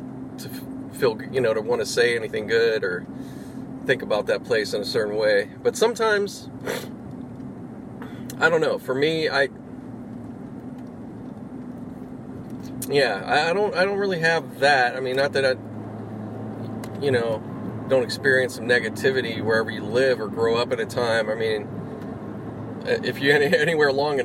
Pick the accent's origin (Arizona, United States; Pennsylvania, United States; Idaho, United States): Pennsylvania, United States; Pittsburgh; moved away; grew up in Pittsburgh, you know, like, you know, I'm from out there too